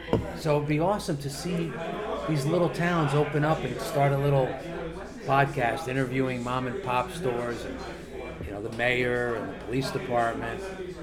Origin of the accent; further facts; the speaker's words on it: Milan, Lombardy, Italy; born there; English is a second language; Originally, I was born in Milano. Io da Milano. Mio padre da Sicilia, Santa Croce.